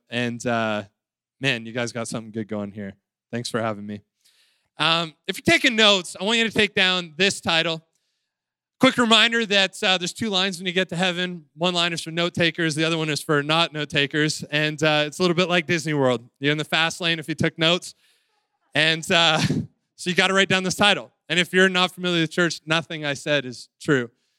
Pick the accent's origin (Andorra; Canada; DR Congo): Canada; Waterloo, Ontario; I'm from Waterloo. I live there with my wife, Emma, and our three kids, Kensington, Theo, and Claire.